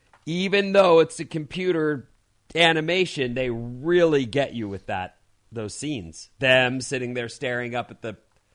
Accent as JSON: {"language": "English", "region": "California", "country": "United States", "tie": "born or raised there", "said": "We grew up in Orange County"}